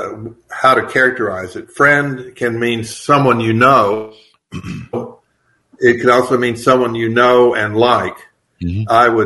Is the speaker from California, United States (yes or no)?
no; Fort Worth, Texas, United States; I'm from Fort Worth, Texas, originally.